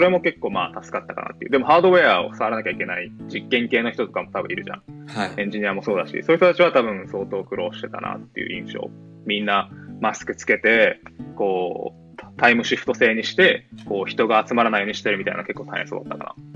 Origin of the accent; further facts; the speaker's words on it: Okinawa, Japan; moved away as an adult; also born or lived in Tokyo / Boston; now in Baltimore, United States; 僕自身も、高校までは、あの、まあ、沖縄で、地方で